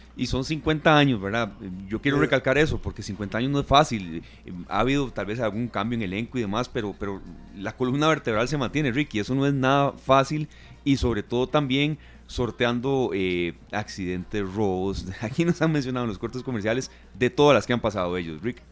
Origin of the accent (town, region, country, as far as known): Costa Rica